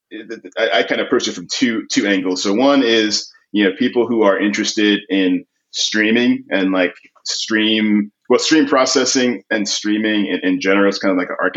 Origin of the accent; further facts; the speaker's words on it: New York City, New York, United States; I grew up in Queens, New York